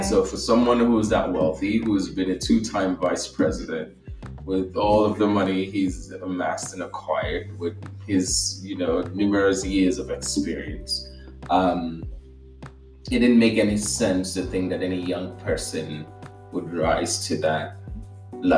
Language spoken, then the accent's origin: English; Nigeria; moved away as an adult; I was born in Nigeria and I spent the first 19 years of my life there